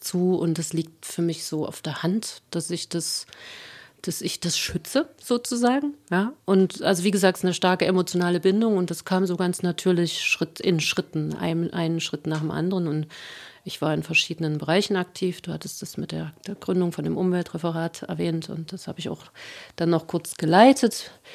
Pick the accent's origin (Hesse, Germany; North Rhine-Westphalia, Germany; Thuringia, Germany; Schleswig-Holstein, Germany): Thuringia, Germany; Jena; Ich bin in Jena Kernbergen aufgewachsen